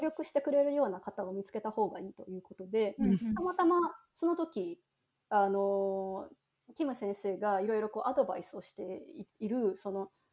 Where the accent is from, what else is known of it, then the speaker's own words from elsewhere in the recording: Machida, Tokyo, Japan; 私が生まれ育った町がですね、割とこう近くにラブホテルが多いところだったんですよ